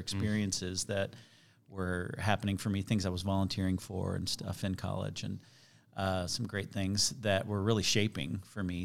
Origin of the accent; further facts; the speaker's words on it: Chicago, Illinois, United States; also born or lived in Kansas City; now in Overland Park, United States; I was born in Chicago.